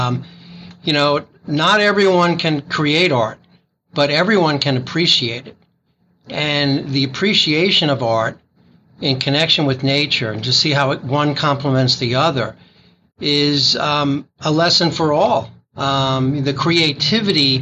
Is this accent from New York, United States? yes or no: yes; New York City, New York, United States; moved away; I grew up in Brooklyn